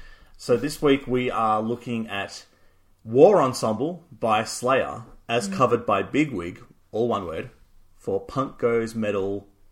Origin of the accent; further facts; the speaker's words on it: Australia; we're Australian.